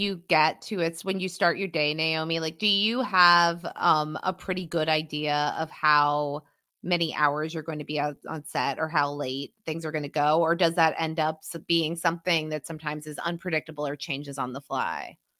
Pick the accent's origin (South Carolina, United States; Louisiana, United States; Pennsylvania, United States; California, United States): Pennsylvania, United States; my home state of Pennsylvania